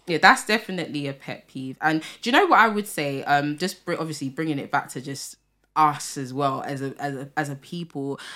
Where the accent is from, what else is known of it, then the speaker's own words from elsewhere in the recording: London, United Kingdom; I'm from Tottenham, right? And I would say for North London, we do have a community here.